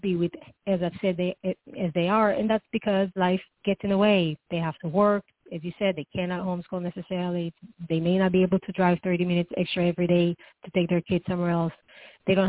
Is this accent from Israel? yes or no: yes; Israel; now in Arizona, United States; I'm from Israel